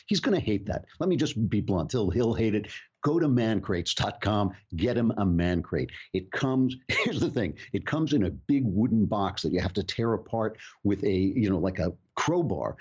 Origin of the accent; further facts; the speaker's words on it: United States; As an American